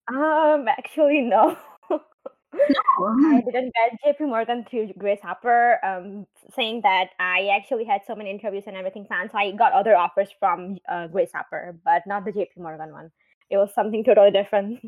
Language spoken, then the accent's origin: English; India; now in United States; I'm also from India